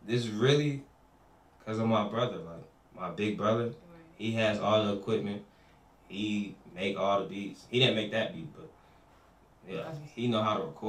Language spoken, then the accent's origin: English; New York City, New York, United States; now in Charlotte, United States; I'm from the Bronx, but I ain't gonna lie, I've been down here like half my life